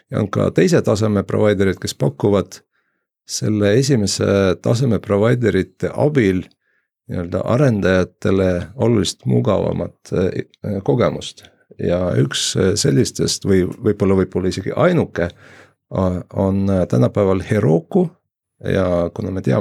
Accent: Jõgeva, Jõgeva County, Estonia; Jõgevalt äh, olen pärit

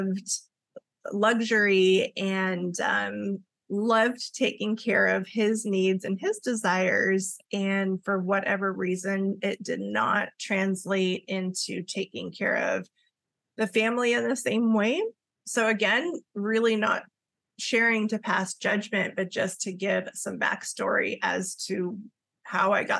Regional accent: Los Angeles, California, United States; my mom is from Okinawa, Japan, and my dad is Welsh, and we grew up in Los Angeles, California

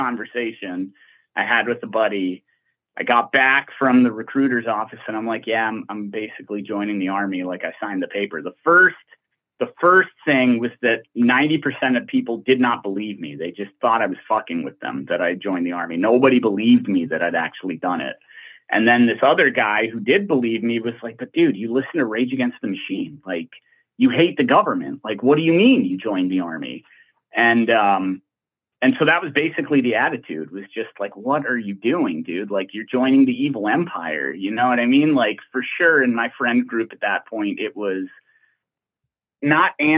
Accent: Glendale, California, United States; I was born in Glendale, California

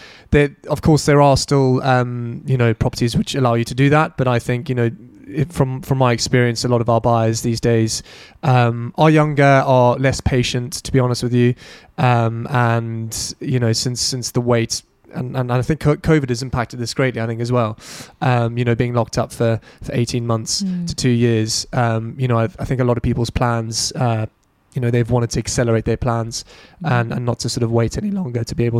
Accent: United Kingdom; a lot of the clients that I deal with day-to-day are based back home in the UK.

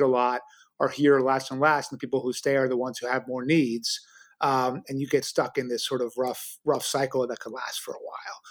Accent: New York City, New York, United States; I grew up in New York City in the seventies, Brooklyn turned really dangerous and my parents moved it to the suburbs

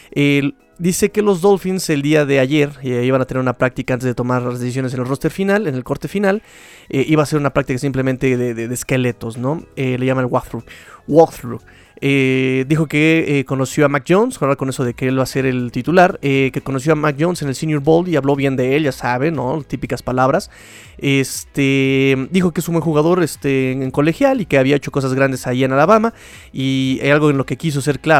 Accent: Mexico City, Mexico; pero yo que me quejo yo, soy chilango, yo me trago las vocales

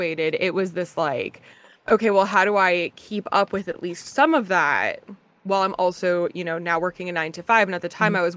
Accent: New Jersey, United States; moved away; also born or lived in Virginia / New York; So I'm from Jersey

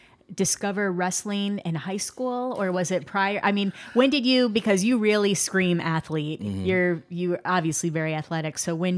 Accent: Midwest, United States; I'm from the Midwest.

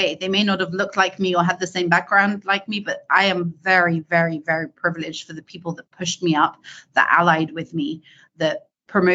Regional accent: United Kingdom; accent: British; moved away as an adult; now in California, United States; as many of you can hear, I'm British. So I started my early career in the UK and I moved to California, Silicon Valley, California, 15 years ago.

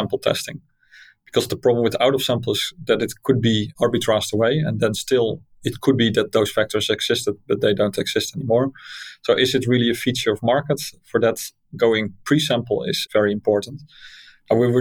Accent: Netherlands; So that's Dutch. I'm from Holland

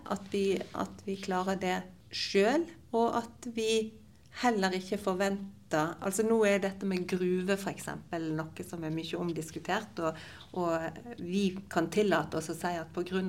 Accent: Gulen, Vestland, Norway; jeg vokste opp i Gulen

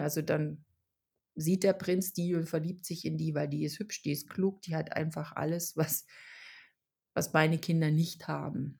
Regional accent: Germany; born or raised there; also born or lived in Czech Republic

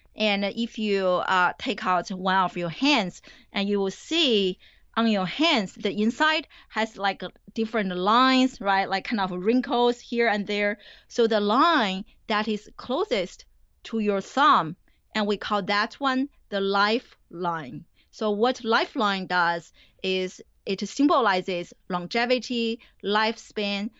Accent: Beijing, China; moved away as an adult; also born or lived in New Jersey; now in United States; I grew up in China. I didn't come to the U S until, I think, two thousand three to go to graduate school.

